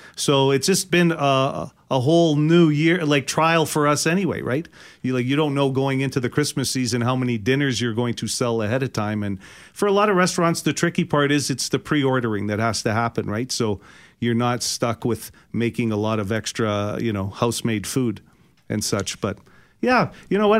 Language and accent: English; Winnipeg, Manitoba, Canada; I grew up in the West End